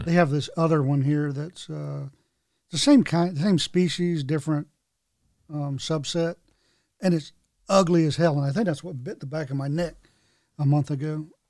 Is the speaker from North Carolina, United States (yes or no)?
yes; North Carolina, United States; I had growing up in North Carolina